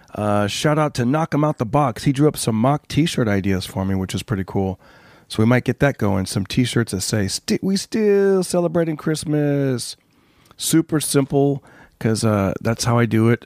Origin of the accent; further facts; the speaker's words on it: Clovis, California, United States; now in Los Angeles, United States; my hometown, Clovis, California